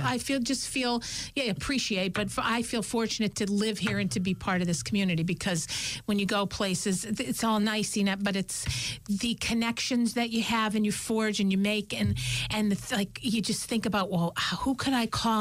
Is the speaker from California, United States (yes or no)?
no; Scranton, Pennsylvania, United States; we're from Scranton, Pennsylvania